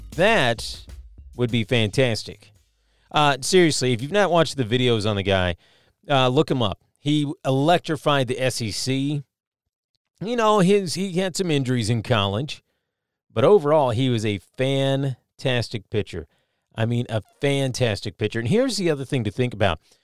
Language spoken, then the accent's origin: English; Kentucky, United States; my home state